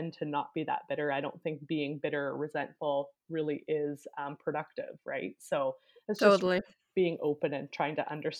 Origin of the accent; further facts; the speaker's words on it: Canada; there was not a ton of diversity where I grew up in Canada